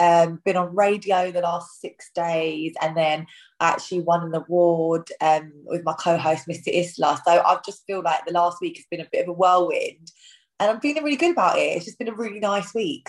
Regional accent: India; Like I always like to cook Indian food as well because I'm Indian.

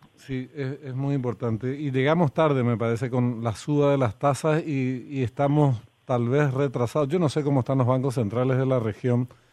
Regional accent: Argentina; now in Paraguay; Nací en Argentina, una parte de mi ah. familia es argentina. Y bueno, anduve por allá un tiempo antes de venir a Paraguay

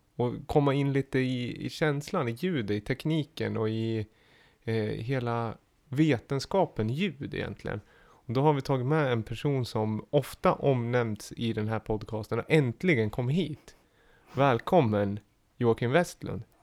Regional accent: Gävle, Gävleborg County, Sweden; jag är från Gävle

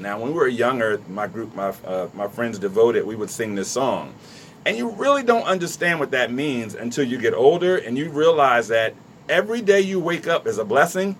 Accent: Trenton, New Jersey, United States; I grew up in Trenton.

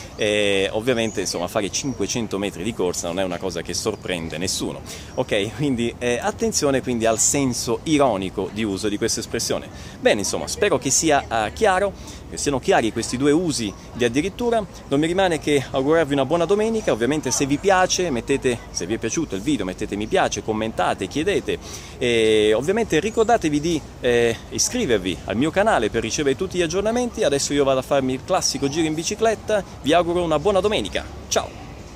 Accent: Italy; noi italiani

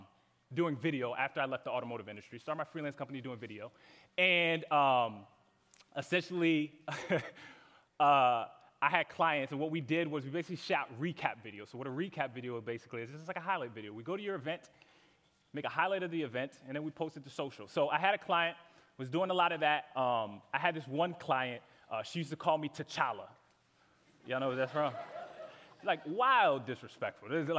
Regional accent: Connecticut, United States; moved away as an adult; I'm from Connecticut originally, so I moved down here about 3 years ago

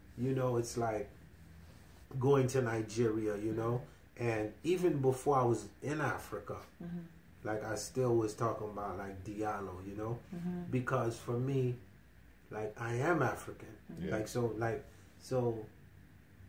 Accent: Haiti; I come from Haiti

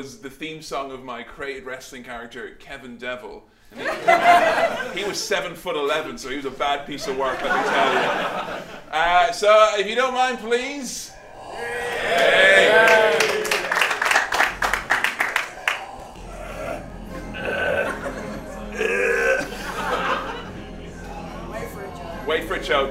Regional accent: England, United Kingdom; I'm not even from America. England

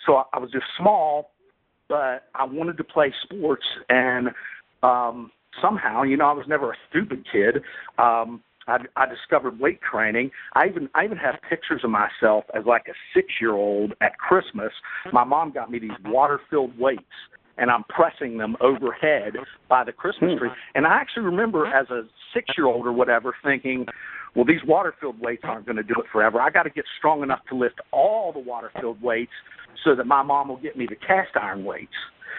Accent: Bridgeport, West Virginia, United States; I always love talking about my hometown because I still say to this day that probably the 5 or 10 toughest guys I've ever met in my life are from Bridgeport, West Virginia. And that's where I grew up, a little town in north central West Virginia

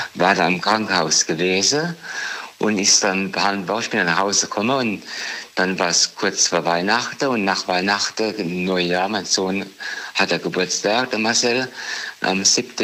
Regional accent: Dieburg, Hesse, Germany; Ich komme aus Dieburg.

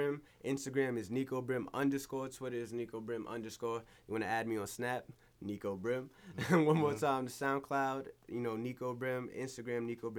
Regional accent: Mount Vernon, New York, United States; I never moved. I was born and raised in New York

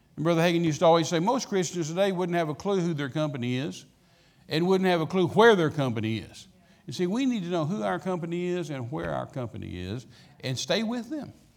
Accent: Midland, Texas, United States; I was raised out in West Texas, Midland, Texas

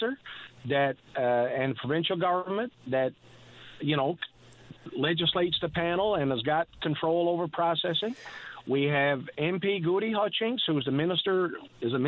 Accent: L'Anse-au-Clair, Newfoundland and Labrador, Canada; I am a Labradorian from Lance Clair.

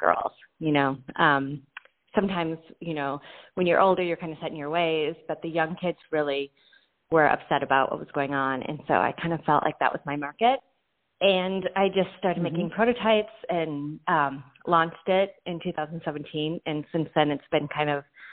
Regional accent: Santa Barbara, California, United States; I am from Santa Barbara, California, and I've lived here for quite a long time

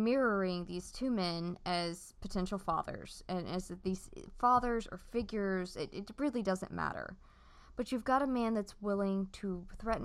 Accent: United States; first language English; I'm American and English is my first language

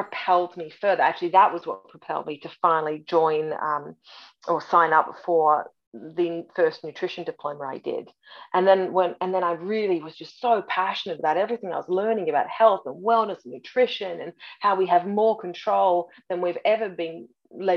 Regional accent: Australia; moved away as an adult; now in Canada; I was born in Canada, raised in Australia

